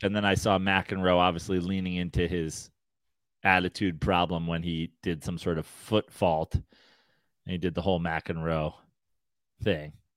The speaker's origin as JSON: {"language": "English", "region": "New York", "country": "United States", "said": "as a New Yorker, as a New Yorker and a Mets fan"}